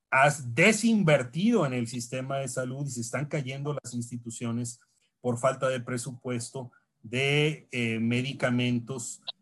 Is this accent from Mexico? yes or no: yes; Tamaulipas, Mexico; Como tú sabes, yo soy de Tamaulipas, del sur de Tamaulipas. Ahí limitamos a través del río Pánuco con Veracruz.